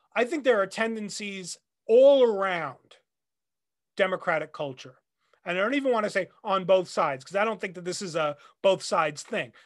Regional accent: New Jersey, United States; now in Nashville, United States; I grew up in the Northeast, uh, around New York, in New Jersey.

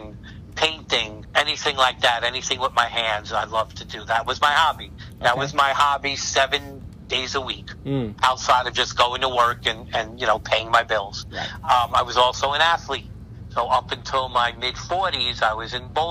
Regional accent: New York City, New York, United States; now in New Jersey, United States; New York City, which I'm from. I was born in Brooklyn. I'm from New York

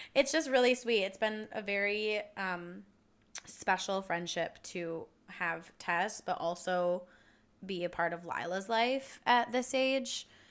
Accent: United States

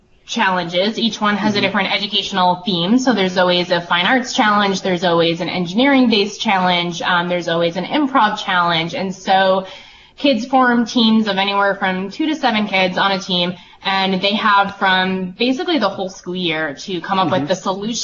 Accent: North Andover, Massachusetts, United States; moved away as an adult; now in Vermont, United States; I was a kid growing up in Massachusetts

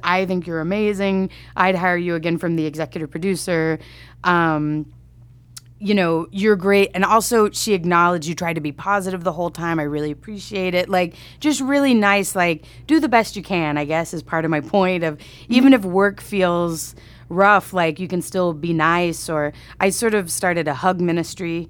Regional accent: Grand Prairie, Texas, United States; moved away; I'm from Texas, um, a suburb of Dallas, Grand Prairie

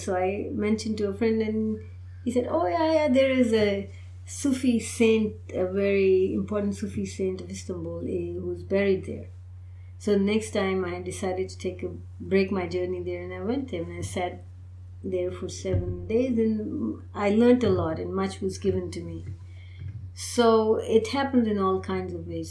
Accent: Pakistan; now in United States; I belong to the Indian subcontinent. I'm from Pakistan, so that's one Muslim culture.

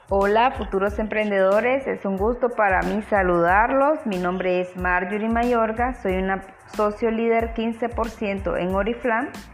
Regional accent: Chichigalpa, Chinandega, Nicaragua; Soy originaria de la ciudad de Chichigalpa

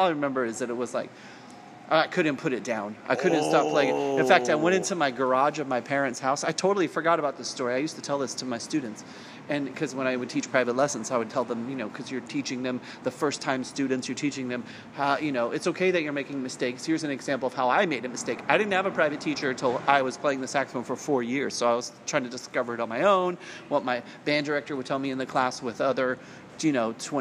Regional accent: Salinas, California, United States; I grew up in Salinas, which is at the time was under 75,000 people population

